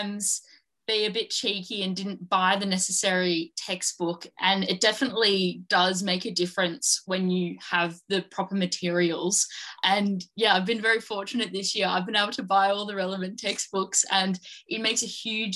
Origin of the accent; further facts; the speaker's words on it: Bogan Gate, New South Wales, Australia; moved away as an adult; now in Sydney, Australia; I'm a fully vaxxed young person and I'm from Bogan Gate